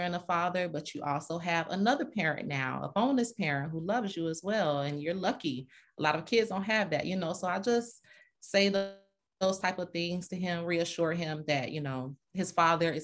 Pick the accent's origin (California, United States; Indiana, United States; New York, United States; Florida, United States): Florida, United States; Fort Lauderdale; moved away as an adult; now in Atlanta, United States; I'm from Fort Lauderdale, raised. I came to Atlanta in 07, so I've been here a while.